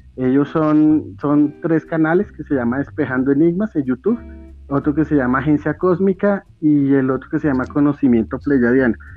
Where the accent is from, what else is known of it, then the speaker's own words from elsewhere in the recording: Bogotá, Colombia; yo soy, yo soy de Bogotá, Colombia